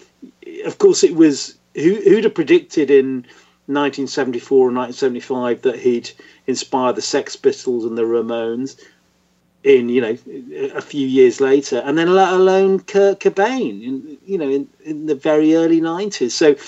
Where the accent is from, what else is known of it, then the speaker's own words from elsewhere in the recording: Hull, Yorkshire and the Humber, United Kingdom; I grew up in Hull in Yorkshire, in the middle of nowhere. It's a bit like the Midwest, you know, and there was nothing happening.